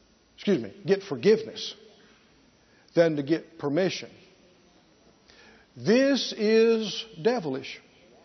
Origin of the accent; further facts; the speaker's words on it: the South, United States; growing up in the South.